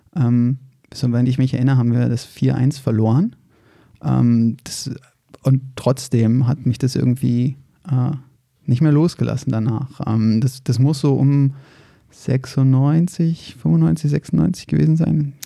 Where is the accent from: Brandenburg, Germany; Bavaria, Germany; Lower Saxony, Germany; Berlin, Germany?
Berlin, Germany; moved away as an adult; now in Frankfurt, Germany; ich bin in Berlin-Reinigendorf geboren